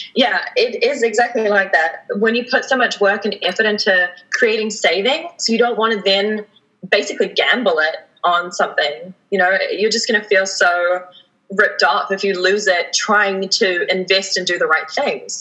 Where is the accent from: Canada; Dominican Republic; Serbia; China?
Canada; we have as Canadian citizens